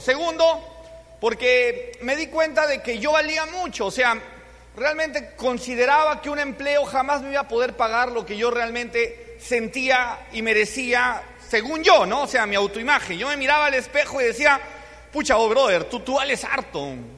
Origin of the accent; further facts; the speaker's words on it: Cusco, Peru; yo soy de Cusco